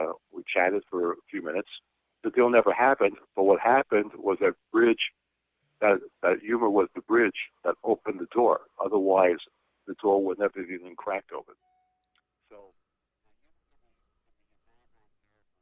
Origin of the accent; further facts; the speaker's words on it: New York City, New York, United States; New York City, where I'm from, which probably everyone can tell by now I'm from New York City.